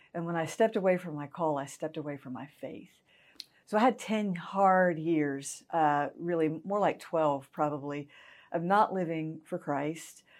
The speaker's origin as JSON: {"language": "English", "town": "Augusta", "region": "Georgia", "country": "United States", "tie": "born or raised there", "also_born_or_lived": "Evans, Georgia", "said": "I was raised in Augusta, Georgia."}